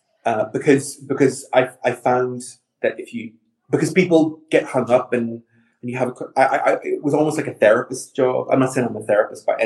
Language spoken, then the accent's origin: English; Northern Ireland, United Kingdom; now in London, United Kingdom; I'm from Northern Ireland, and even though I'm an out and proud gay man, I also grew up in Northern Ireland